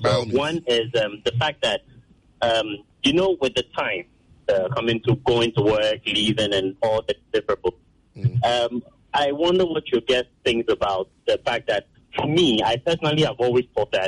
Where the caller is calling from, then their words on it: Accra, Greater Accra, Ghana; I'm calling from Airport.